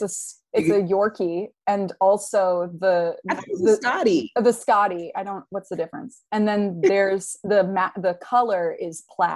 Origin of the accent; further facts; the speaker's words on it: Atlanta, Georgia, United States; moved away; I grew up in Atlanta, and a lot of my family lives in D.C.